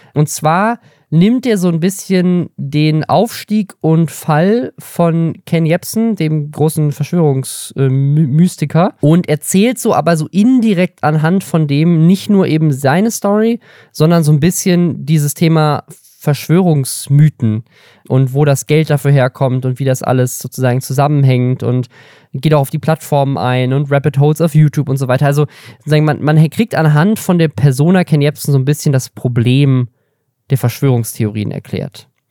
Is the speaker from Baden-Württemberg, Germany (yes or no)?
yes; Baden-Württemberg, Germany; ich bin in Baden-Württemberg aufgewachsen